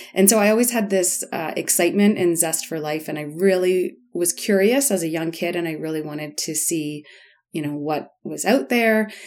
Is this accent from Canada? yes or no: yes; Guelph, Ontario, Canada; moved away as an adult; also born or lived in Bamako, Mali; I grew up in Guelph